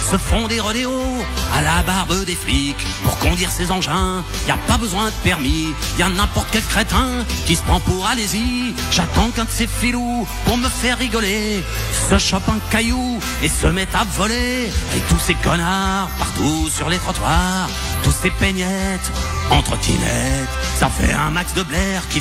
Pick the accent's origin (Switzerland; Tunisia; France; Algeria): Switzerland; Maman, je suis suisse, moi je suis neutre